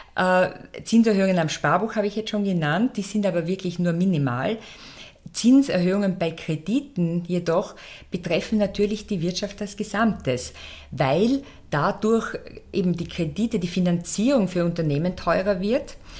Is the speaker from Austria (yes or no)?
yes; Austria; bei uns in Österreich